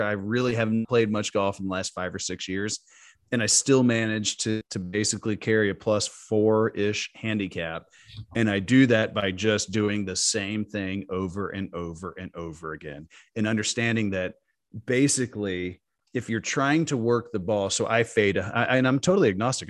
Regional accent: Dallas, Texas, United States; I'm from Dallas

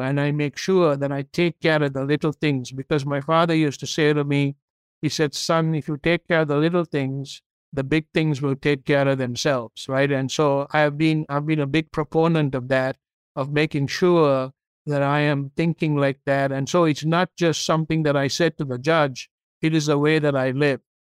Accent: Sri Lanka; English is a second language; moved away as an adult; now in United States; I grew up in Sri Lanka. I came to this country when I was 22 years old to go to university

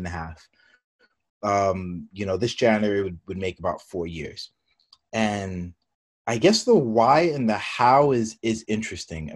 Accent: New York City, New York, United States; moved away as an adult; also born or lived in San Francisco; being a New Yorker from the city, I'm definitely a city boy.

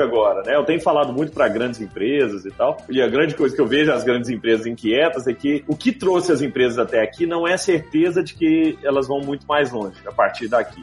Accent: Brazil; moved away; also born or lived in Rio de Janeiro / Belo Horizonte; Sou do interior, minha família é toda do interior

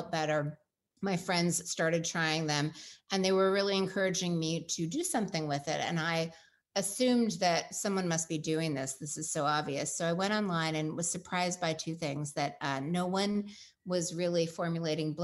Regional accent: Pacific Northwest, United States; I grew up in the Pacific Northwest with a dad who's an Eagle Scout

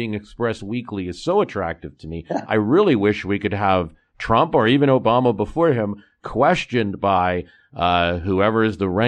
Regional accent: United States; as an American watching across the pond

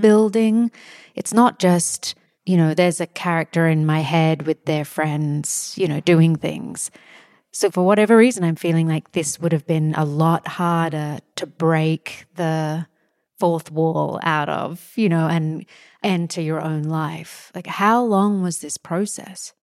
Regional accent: Australia; moved away; I'm from Australia.

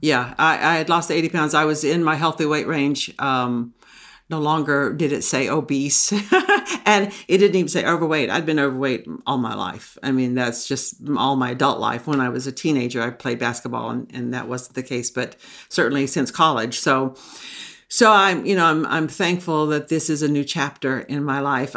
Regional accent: Texas, United States; now in Maine, United States; I grew up in the South. I grew up in Texas

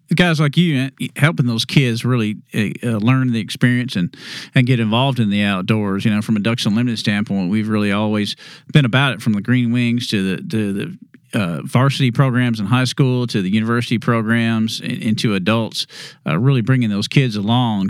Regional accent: Texas, United States; When I was growing up in Texas

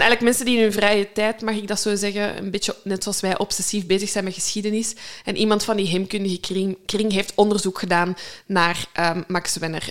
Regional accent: Limburg, Flanders, Belgium; Als Limburger

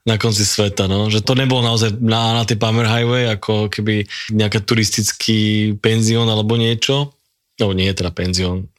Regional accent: Žilina, Žilina Region, Slovakia; keď som bol Žilinčan

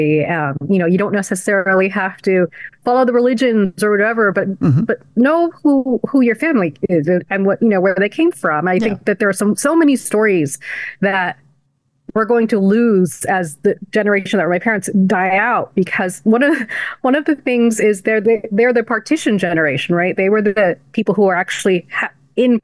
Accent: United States; also born or lived in El Paso; we were some of the first kids born here who are Desi

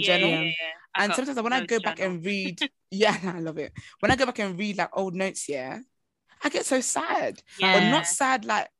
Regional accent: Nigeria; I'm Nigerian and I'm African. My body shape, my bones, my skeleton is not built in the same ways.

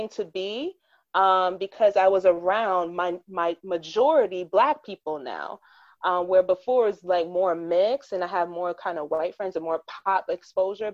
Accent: United States; I am a first generation American because my mom and father are Jamaican

